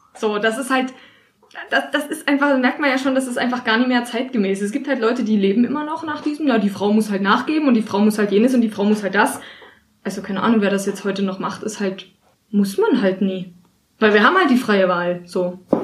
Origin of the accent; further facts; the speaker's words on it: East Germany, Germany; ich komme halt aus dem Osten, bei uns sind alle Mütter arbeiten gegangen. Wir waren alle in der Kita